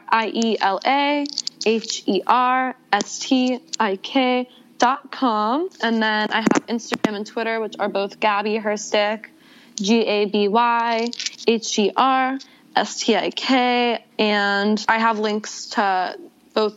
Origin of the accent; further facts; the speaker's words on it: Atlanta, Georgia, United States; moved away as an adult; also born or lived in Buffalo, New York; now in Los Angeles, United States; moved to Atlanta where I grew up.